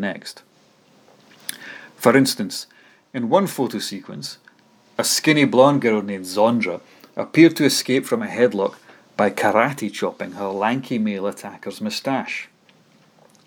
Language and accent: English; Dunfermline, Scotland, United Kingdom; my hometown Dunfermline's